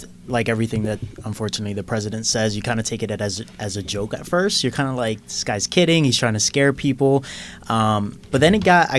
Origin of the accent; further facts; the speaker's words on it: Puerto Rico; I was born in Puerto Rico. So if you're born in Puerto Rico, you're automatically a citizen.